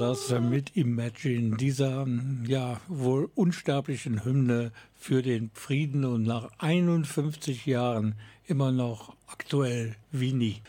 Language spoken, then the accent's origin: German; Germany; bei uns in Deutschland